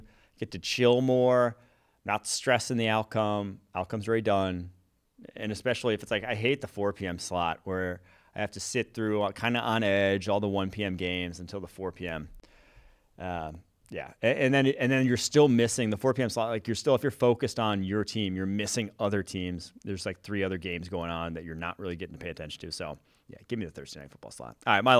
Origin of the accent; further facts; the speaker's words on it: Wisconsin, United States; Growing up in Wisconsin, I got to say brats, dude.